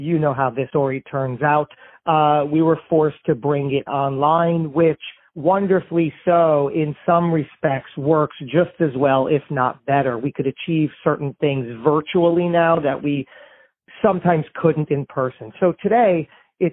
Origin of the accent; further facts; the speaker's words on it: New Jersey, United States; We're both from New Jersey.